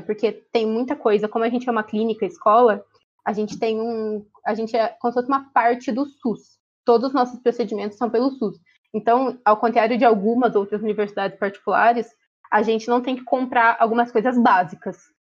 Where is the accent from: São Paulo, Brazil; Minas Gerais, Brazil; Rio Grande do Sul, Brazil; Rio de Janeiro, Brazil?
São Paulo, Brazil; Ourinhos; moved away as an adult; now in Araraquara, Brazil; eu sou de Ourinhos, que é uma cidade na divisa com o Paraná.